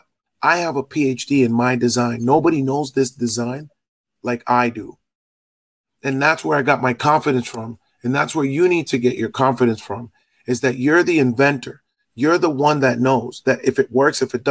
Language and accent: English; Boston, Massachusetts, United States; also born or lived in Dominican Republic (ancestry); I'm from Boston, Massachusetts